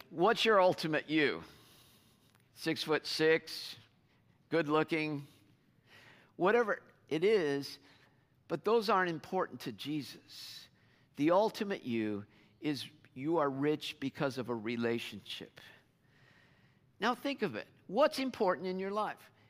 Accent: United States; as American Christians

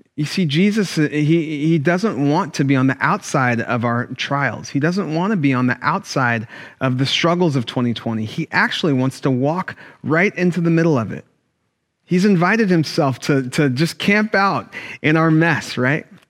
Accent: Sacramento, California, United States; Growing up in Sacramento, I went to a black church

